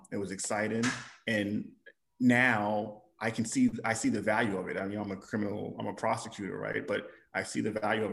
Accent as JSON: {"language": "English", "region": "New York", "country": "United States", "tie": "born or raised there", "moved": "as an adult", "lives_now": "Illinois, United States", "said": "I'm born and raised in New York"}